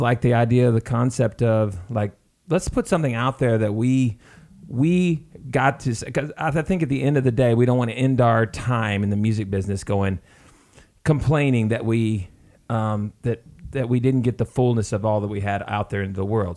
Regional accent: the South, United States; we're from the South

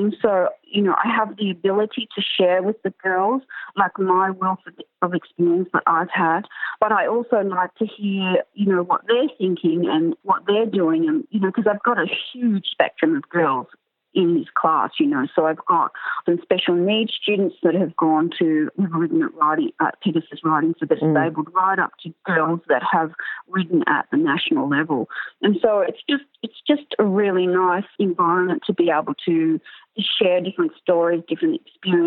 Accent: Canberra, Australian Capital Territory, Australia; I grew up in Canberra and we all had high school friends had horses.

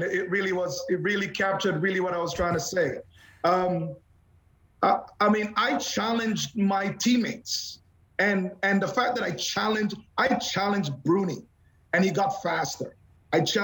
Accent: Canada; as a Canadian

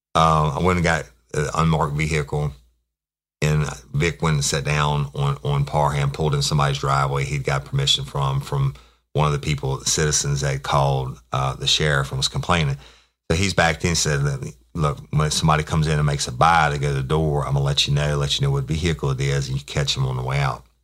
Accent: Louisiana, United States; in Louisiana, we have parishes, not counties

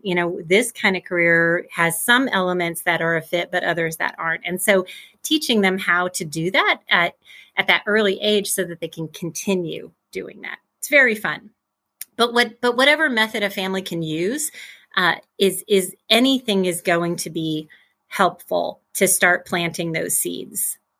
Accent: Midwest, United States; I grew up in the Midwest, Midwest girl, still in the Midwest

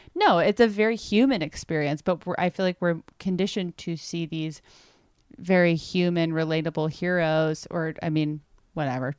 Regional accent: United States; I am such an American doofus

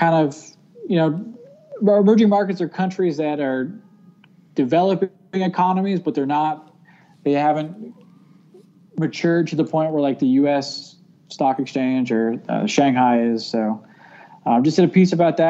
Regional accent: East Coast of Florida, United States; moved away; also born or lived in Tallahassee, Florida; I grew up on the East Coast

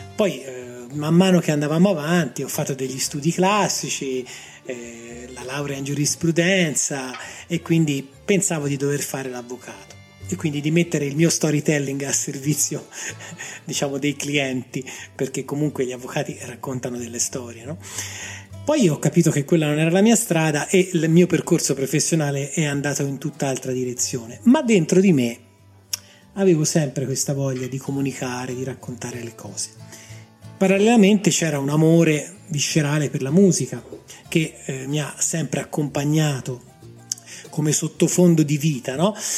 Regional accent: Grosseto, Tuscany, Italy; moved away as an adult; now in Rome, Italy; Io sono nato a Roma, ma praticamente da ragazzino per motivi chiaramente legati al lavoro dei miei genitori, mi sono trasferito a Grosseto. Quindi io ho vissuto 30 anni a Grosseto, tutta la mia adolescenza, la mia gioventù, gli anni quelli che ti formano, li ho vissuti lì

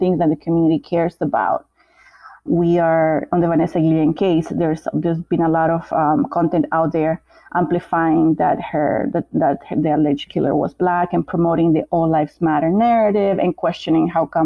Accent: Bolivia; moved away; I'm from Bolivia

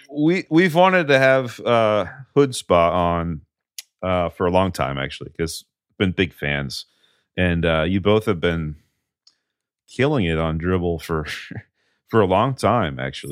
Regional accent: New England, United States; growing up in New England

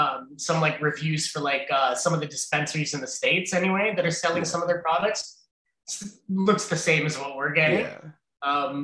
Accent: Brampton, Ontario, Canada; now in East Garafraxa, Canada; I grew up in Brampton. If I tried to do this in Brampton, it wouldn't have turned out the same.

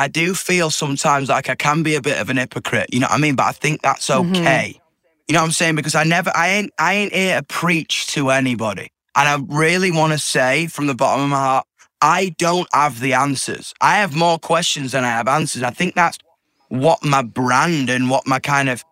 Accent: Yorkshire and the Humber, United Kingdom; I'm from Yorkshire too

